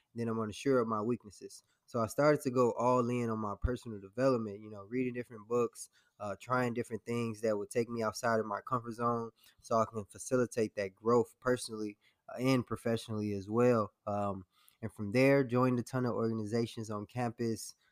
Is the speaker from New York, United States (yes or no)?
no; Harvey, Illinois, United States; my story started um, in Harvey, Illinois. So I was born in the south suburbs of Chicago